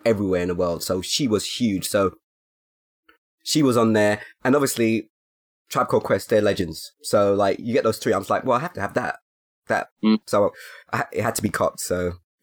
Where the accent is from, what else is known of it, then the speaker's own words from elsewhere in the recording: London, United Kingdom; I come from Hackney